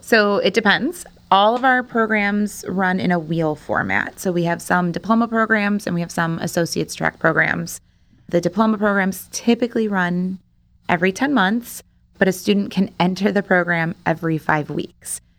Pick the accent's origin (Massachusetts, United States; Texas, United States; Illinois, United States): Illinois, United States; Rolling Meadows; moved away as an adult; also born or lived in DeKalb, Illinois; now in Rockford, United States; I am actually from Rolling Meadows. So, Arlington Park Racetrack was basically my backyard